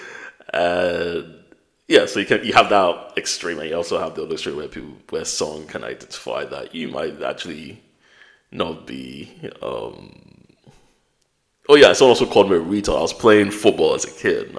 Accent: United Kingdom; also born or lived in Nigeria; I've got a British passport.

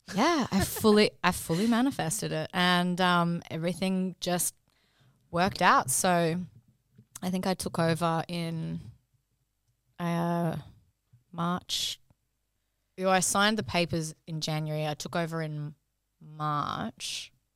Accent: Brisbane, Queensland, Australia; moved away as an adult; now in Sydney, Australia; I'm from Brisbane originally. Um, so I did uni up there. and then, um, came to Sydney.

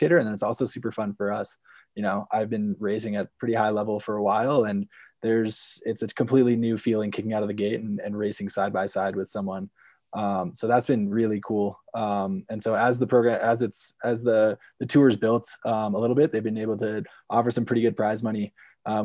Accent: Vermont, United States; I'm originally from Vermont, born and raised there, grew up skiing at Green Mountain

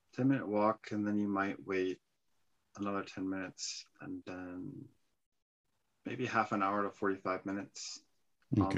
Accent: San Francisco, California, United States; moved away; I was actually born in San Francisco

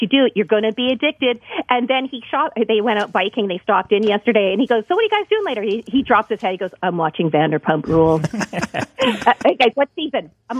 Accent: Canada; You realize, when we come out of the womb, we have skates on.

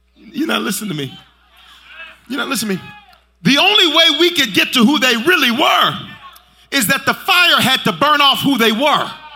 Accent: Memphis, Tennessee, United States; moved away; also born or lived in Colorado; I'm from South Memphis

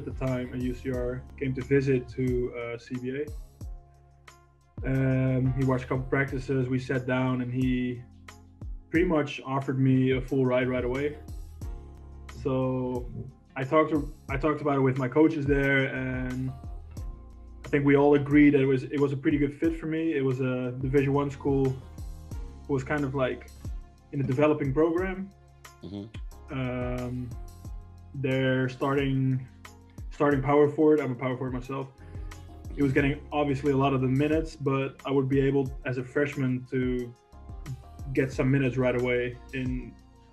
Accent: Netherlands; moved away as an adult; also born or lived in Canary Islands / Riverside, California; from the Netherlands

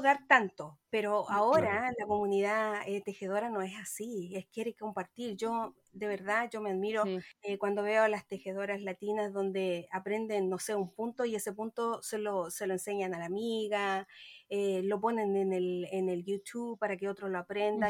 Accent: Chile; moved away; yo soy procedencia de Chile. Y entonces, aunque he estado muchos años en el extranjero

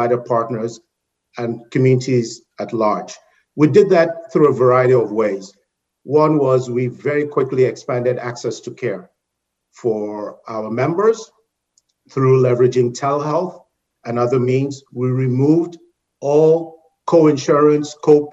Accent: Nigeria; moved away as an adult; also born or lived in United Kingdom / Caribbean; now in North Carolina, United States; So I'm originally from Nigeria in West Africa

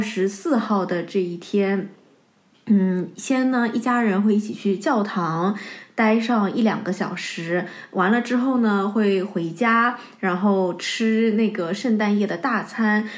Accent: China; now in Germany; 二月十号是我们中国人的大年三十

